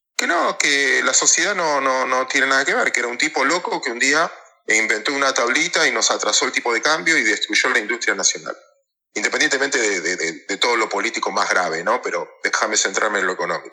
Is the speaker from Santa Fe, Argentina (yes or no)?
no; Mar del Plata, Buenos Aires Province, Argentina; Yo soy de Mar del Plata